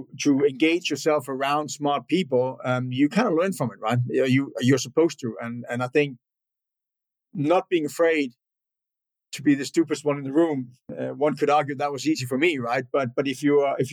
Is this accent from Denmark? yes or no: yes; northern Denmark, Denmark; born and raised in Northern Denmark